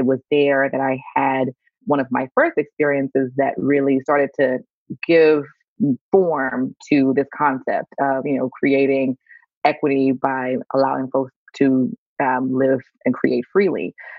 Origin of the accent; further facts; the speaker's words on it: Louisiana, United States; now in Allen, United States; So I am born and raised in Louisiana